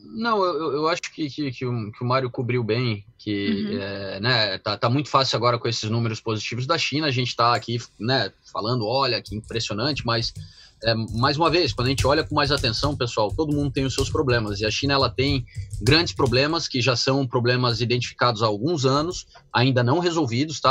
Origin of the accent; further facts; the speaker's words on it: Brazil; moved away as an adult; also born or lived in Europe; a minha infância nos anos 90 no Brasil